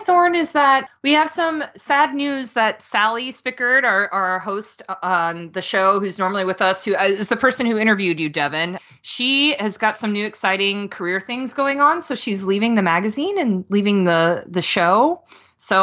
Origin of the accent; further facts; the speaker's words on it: Florida, United States; I'm from Florida